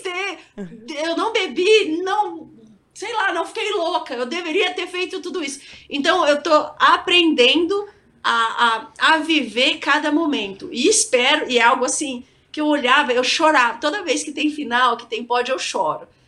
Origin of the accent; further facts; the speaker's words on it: Campinas, São Paulo, Brazil; moved away; sou de Campinas, gosto da Ponte Preta